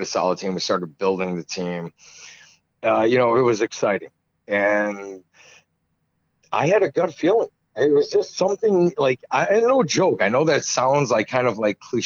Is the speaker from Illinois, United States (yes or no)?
yes; Buffalo Grove, Illinois, United States; moved away as an adult; also born or lived in Wrigleyville, Chicago; now in Chicago, United States; I'm originally from Buffalo Grove. It's a suburb of Chicago.